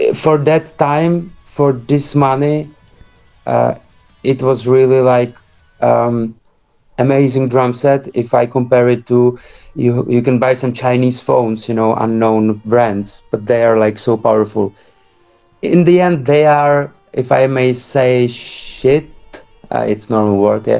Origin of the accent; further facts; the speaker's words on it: Prague, Czechia; We we are now situated in Prague, where I live uh, almost since I'm six years old, so for 26 years